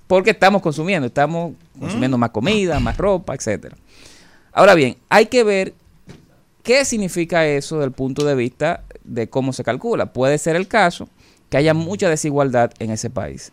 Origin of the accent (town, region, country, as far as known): Dominican Republic